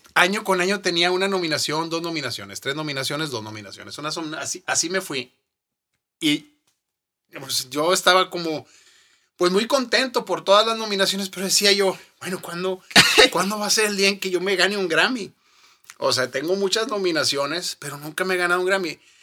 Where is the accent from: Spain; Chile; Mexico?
Mexico; hice historia como primer mexicano